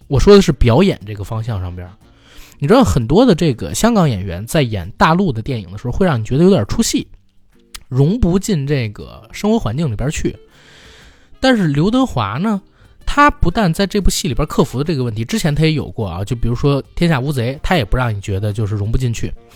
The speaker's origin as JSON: {"language": "Chinese", "country": "China", "said": "他把属于我们中国人独有的一种价值观拍出来了"}